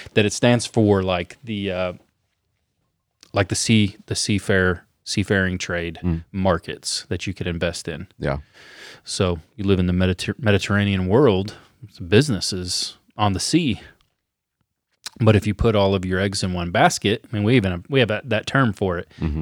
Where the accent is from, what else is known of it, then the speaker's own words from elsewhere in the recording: United States; we're Americans